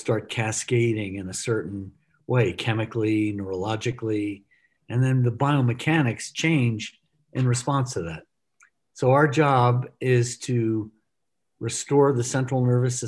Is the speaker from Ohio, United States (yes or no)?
no; Texas, United States; as a kid, I grew up in Texas at an early age